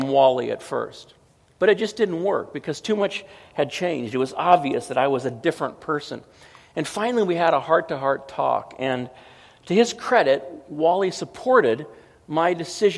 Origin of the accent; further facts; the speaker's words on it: Southern California, United States; I was from Southern California